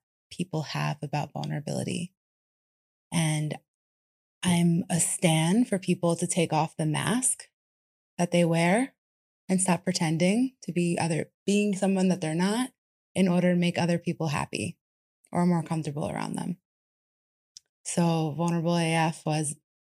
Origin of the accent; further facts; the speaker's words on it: New York, United States; moved away; I'm from New York originally, born and raised